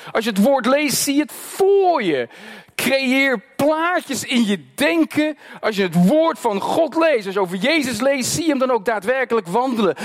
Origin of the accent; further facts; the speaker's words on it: Netherlands; first language Dutch; Ik ben als Nederlander geboren en ik heb Nederlands geleerd